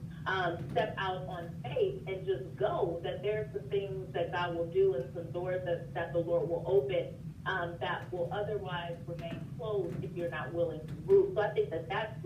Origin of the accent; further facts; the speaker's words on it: Las Vegas, Nevada, United States; moved away as an adult; growing up in Vegas